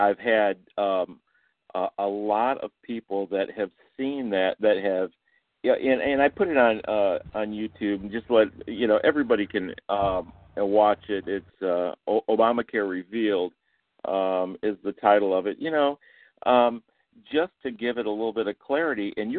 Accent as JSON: {"language": "English", "region": "Michigan", "country": "United States", "lives_now": "Houston, United States", "said": "just like you, I'm in Houston, but I'm originally from Michigan"}